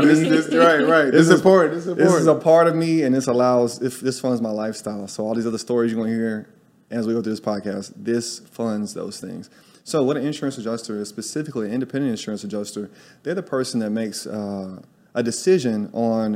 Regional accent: Tuscaloosa, Alabama, United States; moved away as an adult; also born or lived in New York City; now in Salvador, Brazil; I'm from Tuscaloosa, Alabama.

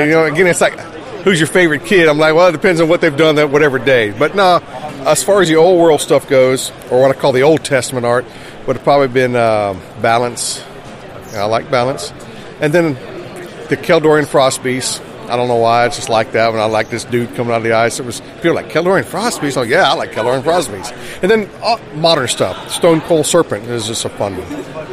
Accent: South Carolina, United States; I'm from South Carolina

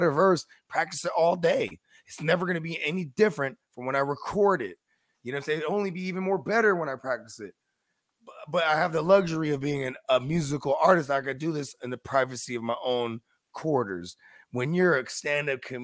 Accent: San Francisco Bay Area, California, United States; I'm from the Bay Area.

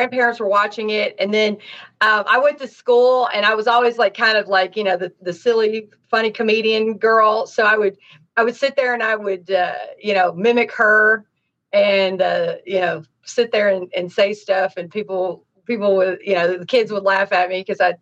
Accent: Nashville, Tennessee, United States; also born or lived in Miami, Florida; now in Los Angeles, United States; I'm from Tennessee, Nashville

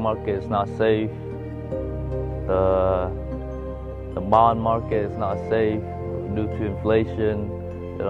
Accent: Vietnam; now in United States

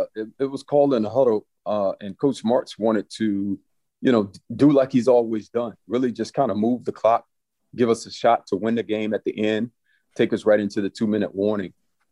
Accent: St. Louis, Missouri, United States; But I always say I grew up in St. Louis. I was a St. Louis Ram for a very long time.

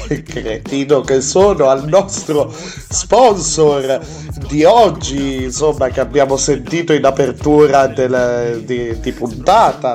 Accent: Piedmont, Italy; accent: Piedmontese; also born or lived in Alessandria; sono piemontese

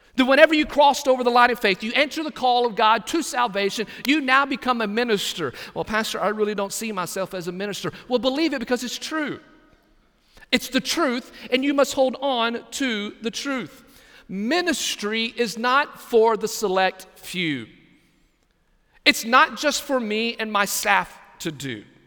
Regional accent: Texas, United States; now in Brunswick, United States; my home state of Texas

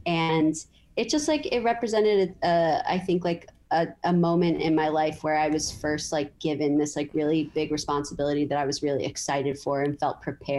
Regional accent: New York City, New York, United States; I'm from like three blocks away from there, and that's where I grew up.

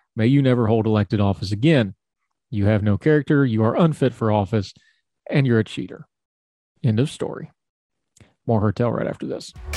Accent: West Virginia, United States; I'm from West Virginia.

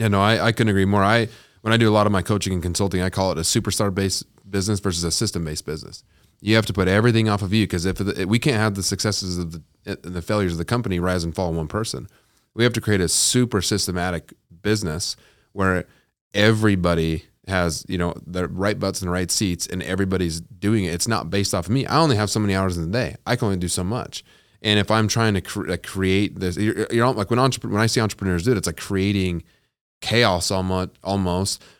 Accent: Utah, United States; I'm from Utah

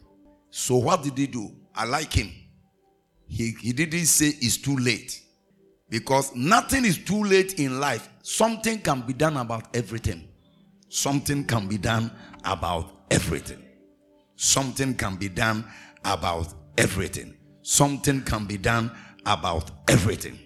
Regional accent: Ghana; I'm a Ghanaian.

